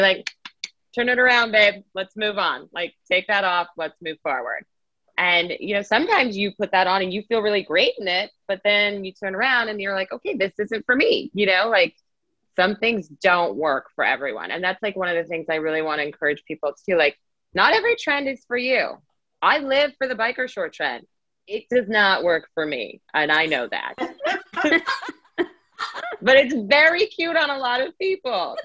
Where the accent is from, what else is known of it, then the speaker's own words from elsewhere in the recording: Las Vegas, Nevada, United States; I was born and raised in Las Vegas, Nevada.